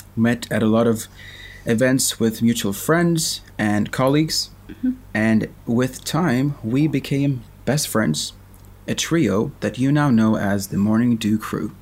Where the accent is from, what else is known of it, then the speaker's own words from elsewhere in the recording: Sweden; I am from Sweden, which you can tell from my accent